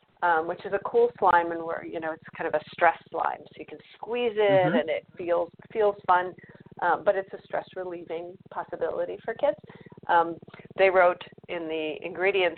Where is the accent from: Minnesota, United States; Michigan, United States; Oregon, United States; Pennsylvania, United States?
Michigan, United States; I grew up in Michigan